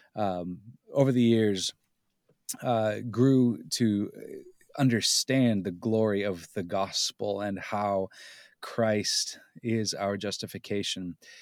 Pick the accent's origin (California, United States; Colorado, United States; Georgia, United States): California, United States; Southern; moved away; also born or lived in Pennsylvania; I grew up in Southern California as a kid, and it was kind of a cosmopolitan, uh, experience